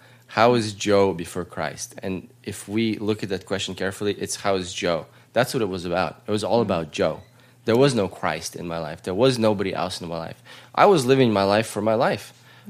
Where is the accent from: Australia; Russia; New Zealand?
Russia; now in United States; We were part of the church growing up in Russia. We were part of the church growing up in America.